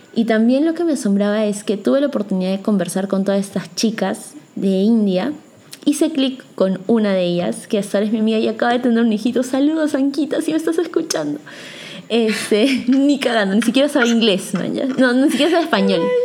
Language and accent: Spanish; Peru; yo soy peruana